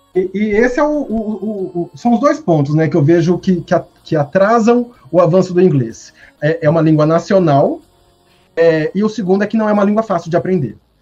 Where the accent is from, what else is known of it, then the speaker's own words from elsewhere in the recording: interior of Mato Grosso, Brazil; first language Portuguese; Eu sou do interior do Mato Grosso